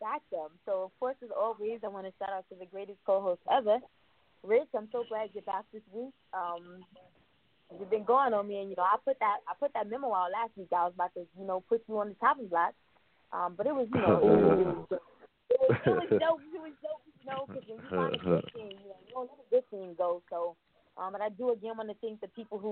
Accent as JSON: {"language": "English", "town": "New York City", "region": "New York", "country": "United States", "said": "I'm from Queens, New York"}